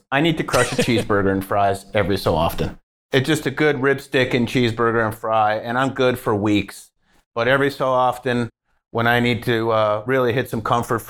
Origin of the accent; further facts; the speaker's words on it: Canada; now in Colorado, United States; See? I'm from Canada. We do a little cheese and gravy up there with some poutine.